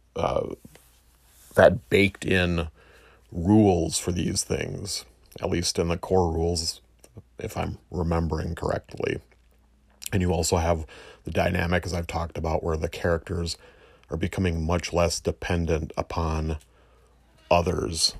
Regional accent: United States; I'm an American

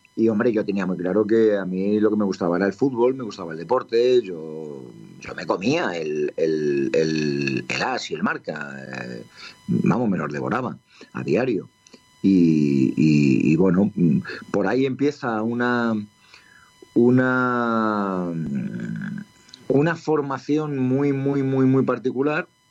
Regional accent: Madrid, Community of Madrid, Spain; muy cerca de donde yo había nacido y donde yo me había criado, pero luego me cambié yo de casa en Villaverde

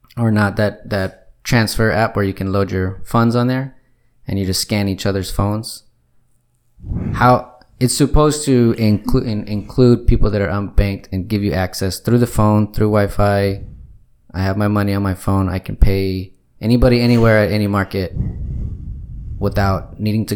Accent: United States; I'm an American way over here

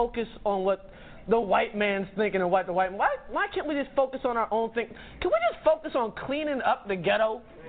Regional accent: Edmond, South Carolina, United States; I'm from Edmond, South Carolina.

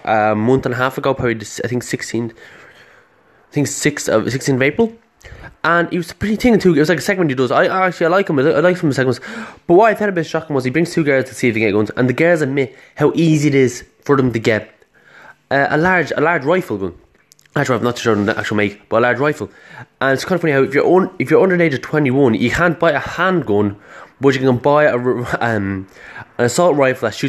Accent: Ireland; I'm not from America, I'm from Ireland

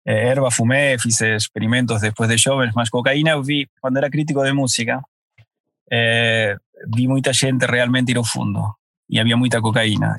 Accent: Argentina; now in Portugal

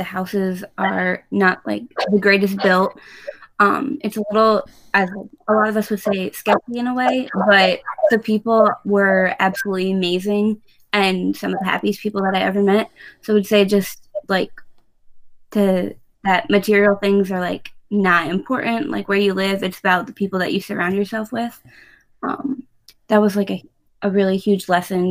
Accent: Pennsylvania, United States; moved away as an adult; now in Grand Rapids, United States; I grew up in Pennsylvania.

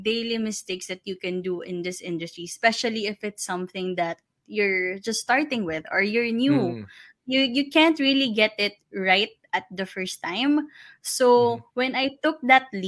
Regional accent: Parañaque, Metro Manila, Philippines; I'm from Paranaque.

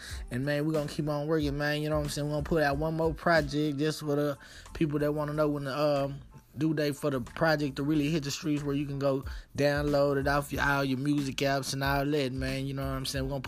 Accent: Dallas, Texas, United States; I'm from Dallas, Texas. I'm from Oak Cliff

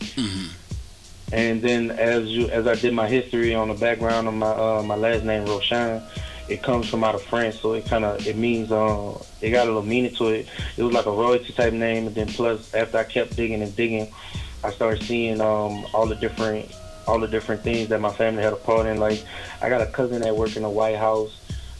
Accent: New Orleans, Louisiana, United States; now in Alabama, United States; I'm from New Orleans.

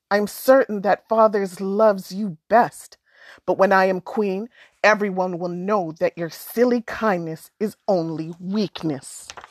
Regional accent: Alberta, Canada; I'm from Alberta, but I'm first generation, so my parents met in Alberta, and had us there

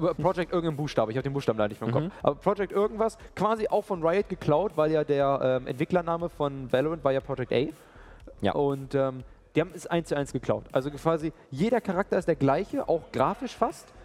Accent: Germany; wir Deutsche

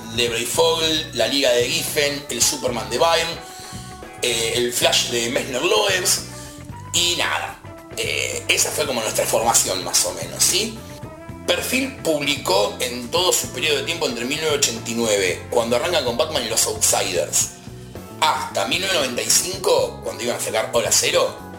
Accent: Buenos Aires, Argentina; yo soy de Villa Crespo

